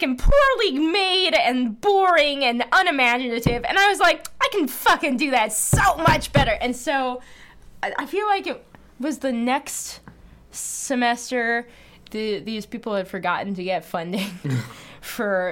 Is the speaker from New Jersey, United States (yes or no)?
yes; New Jersey, United States; moved away as an adult; also born or lived in Massachusetts; now in Brooklyn, United States; I was from New Jersey